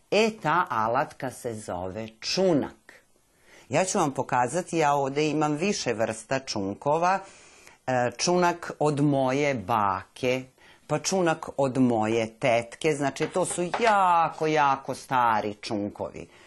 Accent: Serbia; kod nas u Srbiji nema još toga.

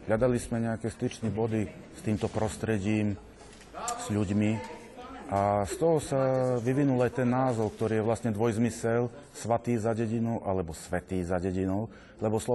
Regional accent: Bačka Palanka, Vojvodina, Serbia; also born or lived in Bratislava; Nepochádzam zrovna z Petrovského prostredia, pochádzam z Barskej Palanky ale tým, že som študoval v Bratislave divadelnú réžiu

